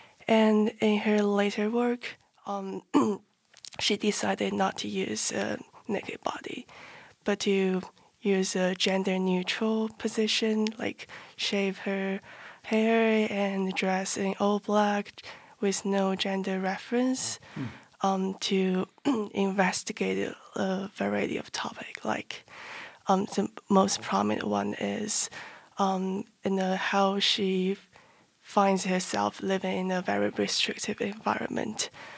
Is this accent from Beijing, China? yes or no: no; Nantong, Jiangsu, China; English is a second language; I'm from Nantong, China